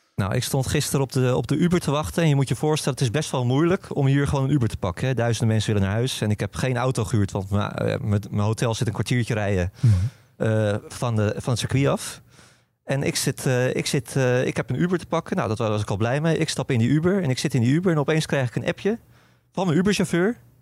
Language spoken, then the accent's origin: Dutch; Netherlands; als Nederlander